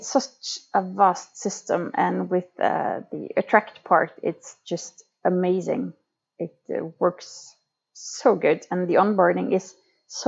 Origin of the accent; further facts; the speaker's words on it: Lofoten, Nordland, Norway; now in Oslo, Norway; I come from the far north part of Norway in Lofoten, which is the most beautiful place in the world. But right now I live in Oslo, the capital of Norway